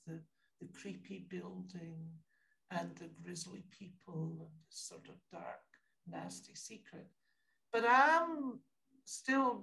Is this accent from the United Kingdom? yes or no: yes; Scotland, United Kingdom; I'm Scottish